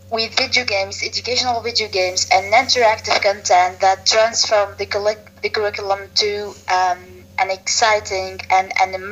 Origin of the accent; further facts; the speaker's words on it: Tunisia; I'm an entrepreneur from Tunisia.